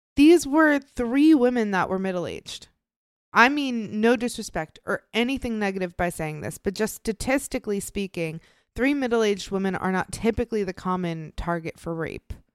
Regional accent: Illinois, United States; moved away; my home state of Illinois.

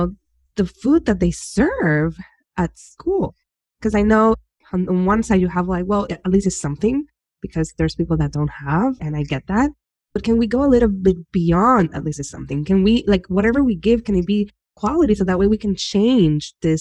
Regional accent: Humacao, Puerto Rico; moved away; I was born and raised in Humacao, and from my house, I was able to see Vieques

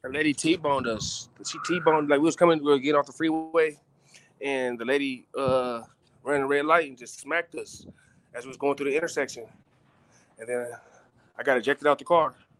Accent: Moreno Valley, California, United States; also born or lived in Los Angeles; I'm from Reno Valley, but my, my home where I was born in Los Angeles, home is Reno Valley

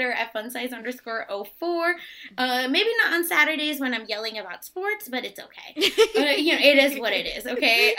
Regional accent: India; I'm from India

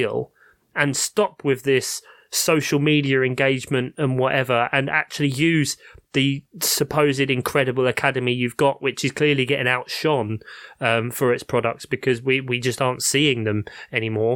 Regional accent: London, United Kingdom; I grew up in South London

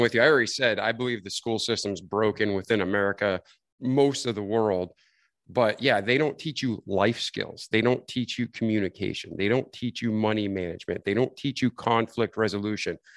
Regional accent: New England, United States; I grew up in New England.

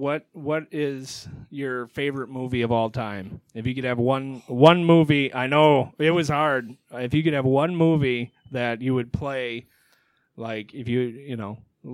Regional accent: Michigan, United States; See, we're up from Michigan.

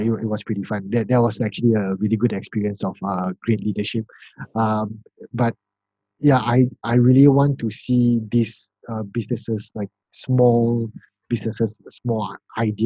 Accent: Malaysia; I'm actually from Malaysia

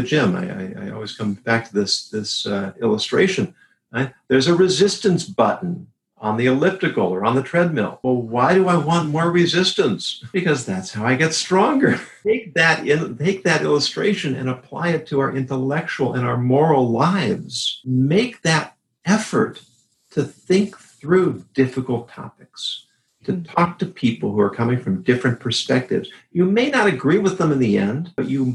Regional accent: California, United States; Growing up in California and going to college there in the 70s and 80s

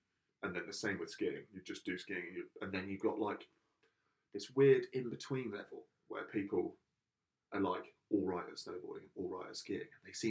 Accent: Portsmouth, South East England, United Kingdom; I'm from Portsmouth.

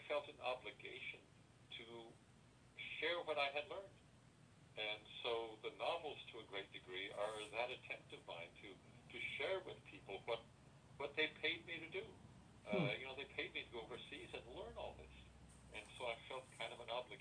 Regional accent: Tigard, Oregon, United States; moved away as an adult; also born or lived in Paris; I'm from Oregon. I'm from Tigard

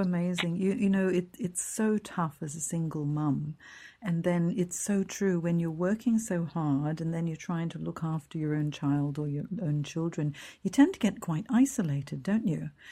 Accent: Hong Kong; moved away; I'm from Hong Kong originally. I grew up there.

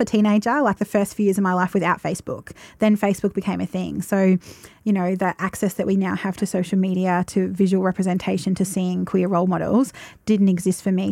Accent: Roche, Victoria, Australia; now in Shepparton, Australia; growing up in Roche, I remember there being, like, one gay guy at school

